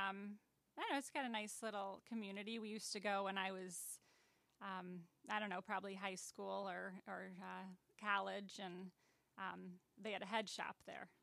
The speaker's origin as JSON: {"language": "English", "town": "Aurora", "region": "Illinois", "country": "United States", "tie": "born or raised there", "also_born_or_lived": "Boulder Hill", "said": "I am from Aurora."}